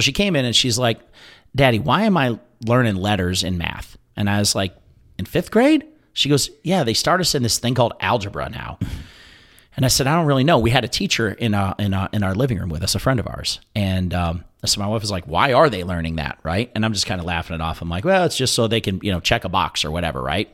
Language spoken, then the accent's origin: English; Ohio, United States; moved away; I grew up in Ohio, so we went to the sister, wh-, which was King's Island.